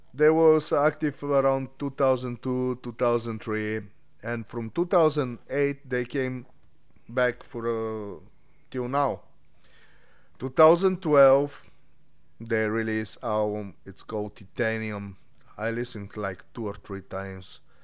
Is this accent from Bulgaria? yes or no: yes; Bulgaria; moved away as an adult; I'm, uh, from Bulgaria. I moved from Bulgaria, like, ten years ago